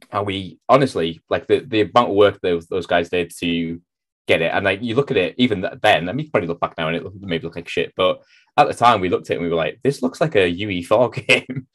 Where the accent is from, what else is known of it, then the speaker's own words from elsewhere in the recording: North East England, United Kingdom; moved away as an adult; also born or lived in Manchester; I'd lived in the Northeast my entire life, pretty much